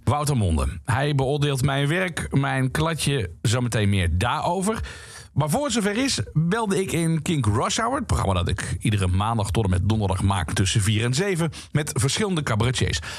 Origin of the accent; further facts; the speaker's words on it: Limburg, Netherlands; Ik kom namelijk uit Limburg.